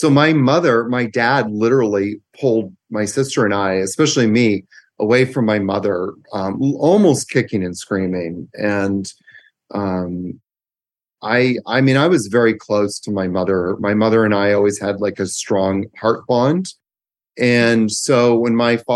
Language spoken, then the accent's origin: English; Victoria, British Columbia, Canada; also born or lived in Vancouver, Canada; So I grew up in Victoria, Canada.